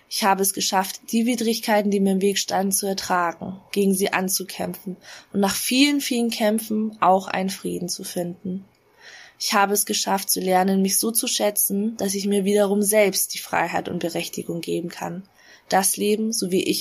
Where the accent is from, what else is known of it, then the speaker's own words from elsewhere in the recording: Bavaria, Germany; Meine Eltern sind beide aus Hanoi Nordvietnam und ich bin in Bayern aufgewachsen.